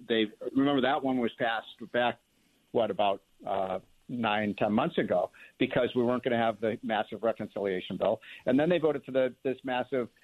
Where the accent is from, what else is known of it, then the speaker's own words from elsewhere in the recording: Chicago, Illinois, United States; I'm from Chicago